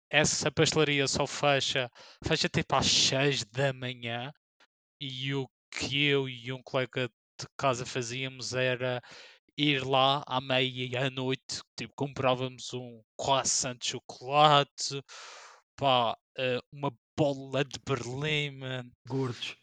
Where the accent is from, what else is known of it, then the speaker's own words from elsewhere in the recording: Madeira, Portugal; moved away as an adult; also born or lived in Lisbon; saí da Madeira para fazer um mestrado em, em Lisboa